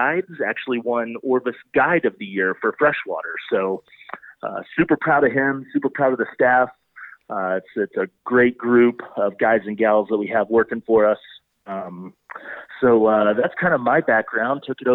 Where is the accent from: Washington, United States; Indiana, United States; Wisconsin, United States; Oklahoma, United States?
Oklahoma, United States; moved away as an adult; now in Breckenridge, United States; I grew up in Oklahoma